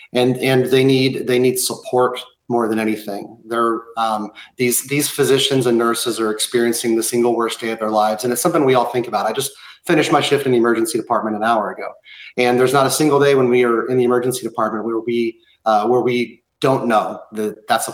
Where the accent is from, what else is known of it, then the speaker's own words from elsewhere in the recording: Oklahoma City, Oklahoma, United States; moved away; also born or lived in Boston; I'm from Oklahoma City, where my dad was one of the first firefighters in the Murrah building after the bombing.